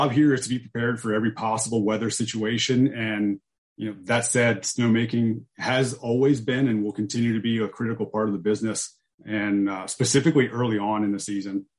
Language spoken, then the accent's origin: English; Camp Hill, Pennsylvania, United States; also born or lived in Kutztown, Pennsylvania; I grew up in Camp Hill, Pennsylvania, which is in the south central part of the state, right outside of the capital of Harrisburg